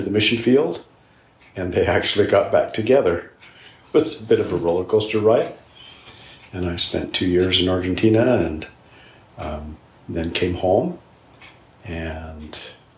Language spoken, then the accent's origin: English; Lindon, Utah, United States; also born or lived in Blackfoot, Idaho / San Diego, California; I was raised in Linden, Utah